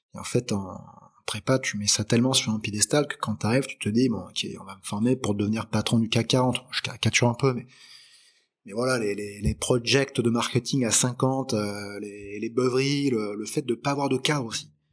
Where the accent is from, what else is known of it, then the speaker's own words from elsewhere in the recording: Aix-en-Provence, Provence-Alpes-Côte d'Azur, France; also born or lived in Lyon / Paris; Je suis arrivé en fait à Aix-en-Provence parce que mon père a développé une entreprise en fait euh, ici